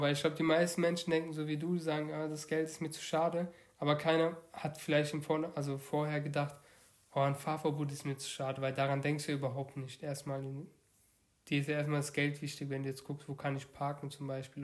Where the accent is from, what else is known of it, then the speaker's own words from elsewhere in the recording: Baden-Württemberg, Germany; wir kommen ja aus dem Bundesland Baden-Württemberg